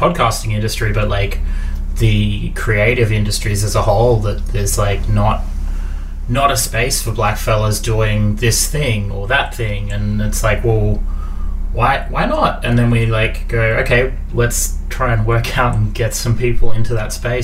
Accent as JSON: {"language": "English", "town": "Muswellbrook", "region": "New South Wales", "country": "Australia", "tie": "born or raised there", "said": "I'm a Gamilaroi Darug man. I was born in Musselbrook"}